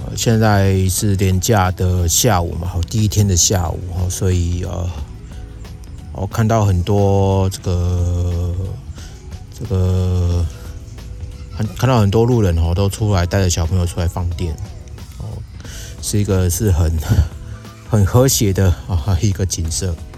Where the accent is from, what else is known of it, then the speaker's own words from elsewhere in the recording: Yilan, Yilan County, Taiwan; moved away; 我现在人呢，啊，是在我老家宜兰